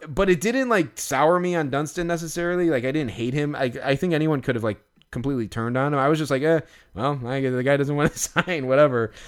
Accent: Chicago, Illinois, United States; growing up in Chicago and being a Cubs fan

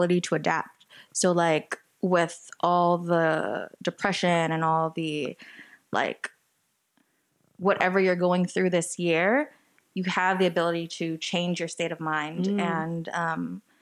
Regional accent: West Covina, California, United States; I'm actually from West Covina, so that's about 30 minutes east of downtown

